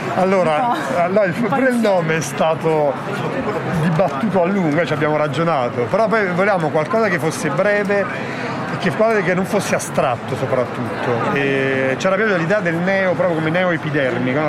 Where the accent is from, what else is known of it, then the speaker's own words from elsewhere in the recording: Campania, Italy; moved away; also born or lived in Milan; io sono campano